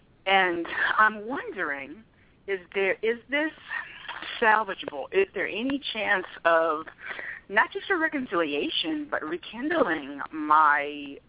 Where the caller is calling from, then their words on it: Alameda, California, United States; I'm calling you from Alameda, California.